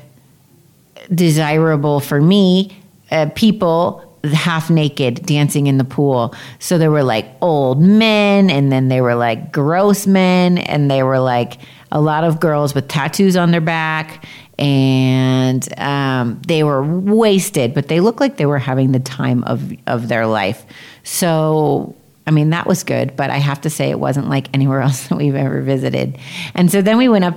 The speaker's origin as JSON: {"language": "English", "region": "Florida", "country": "United States", "tie": "born or raised there", "moved": "as an adult", "lives_now": "Mexico", "said": "I grew up in Florida"}